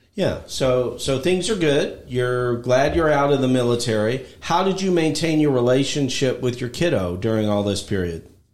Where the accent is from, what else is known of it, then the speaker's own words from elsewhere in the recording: Midwest, United States; I grew up in 1960s in the Midwest